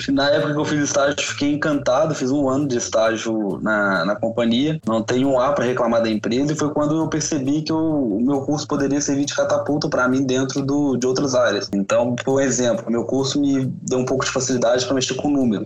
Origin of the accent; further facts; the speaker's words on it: Minas Gerais, Brazil; sou mineiro